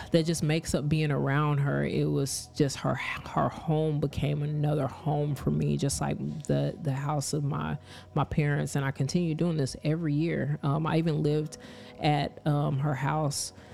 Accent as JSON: {"language": "English", "region": "Kansas", "country": "United States", "tie": "born or raised there", "said": "I grew up in Kansas, but my parents are from Lakeland, Florida."}